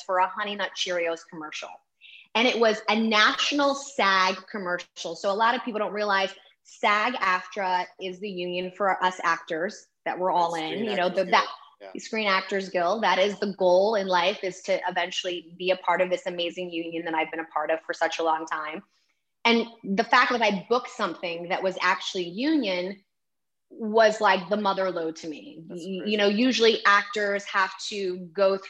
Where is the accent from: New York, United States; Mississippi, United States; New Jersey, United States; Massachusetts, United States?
New York, United States; New York City; accent: New York; now in California, United States; I'm originally from Manhattan, New York